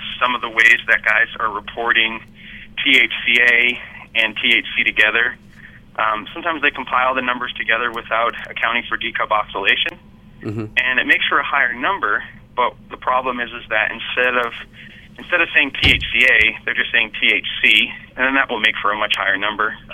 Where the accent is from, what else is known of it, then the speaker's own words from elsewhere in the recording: Massachusetts, United States; moved away; my hometown, our hometown, our home state, we'll be back in Massachusetts pretty soon